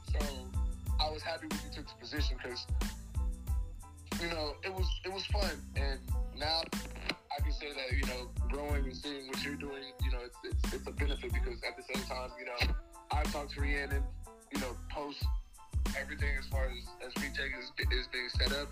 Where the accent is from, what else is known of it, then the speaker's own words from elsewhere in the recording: Inglewood, California, United States; moved away; also born or lived in Las Vegas, Nevada / Eastern New Mexico; I'm from Inglewood, California. I was raised there. I was born in Las Vegas, Nevada. My mom and I moved to Inglewood when I was like 3